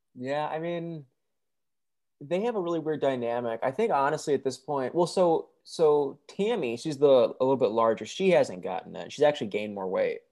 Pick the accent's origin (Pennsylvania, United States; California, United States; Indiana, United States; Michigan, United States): Michigan, United States; moved away as an adult; now in Nashville, United States; I'm actually from Michigan